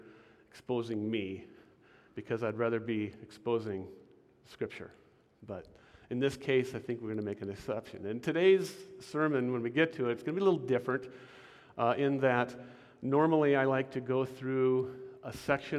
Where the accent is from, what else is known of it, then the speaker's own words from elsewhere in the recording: Portland, Oregon, United States; also born or lived in Washington; I was born in Portland, Oregon, and I've lived in Oregon and Washington all my life. True Northwesterner. I was raised in a very loving home